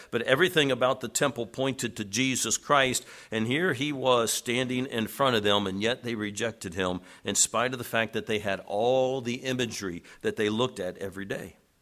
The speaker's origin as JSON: {"language": "English", "region": "Tennessee", "country": "United States", "moved": "yes", "lives_now": "Chicago, United States", "said": "I'm a country boy. I'm originally from Tennessee, and God kinda picked me up and dropped me in the middle of a big city"}